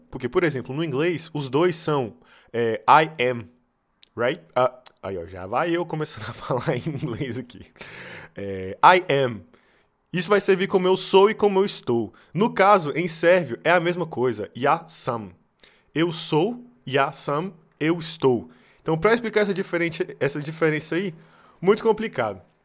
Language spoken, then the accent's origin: Portuguese; Brazil; now in Serbia; por ser brasileiro